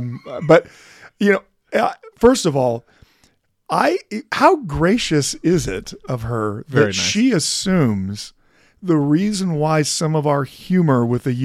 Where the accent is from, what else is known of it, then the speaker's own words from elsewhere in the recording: Idaho, United States; We're both from Idaho.